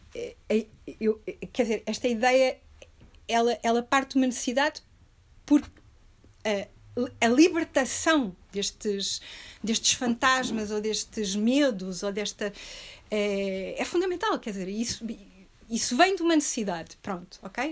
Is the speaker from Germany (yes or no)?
no; Portugal; also born or lived in Rio de Janeiro; eu sou portuguesa, europeia, branca